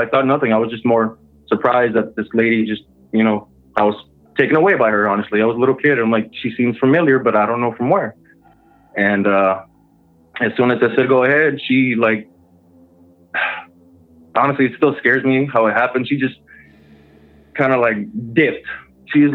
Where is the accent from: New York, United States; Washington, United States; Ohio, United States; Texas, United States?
Texas, United States; moved away as an adult; now in Michigan, United States; I'm originally from Texas, but I moved up here in Michigan a couple years ago